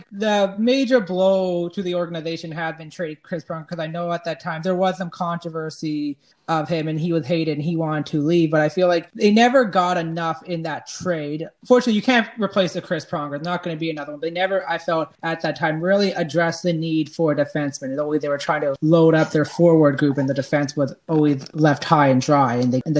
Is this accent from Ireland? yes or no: no; Prince George, British Columbia, Canada; I grew up in Prince George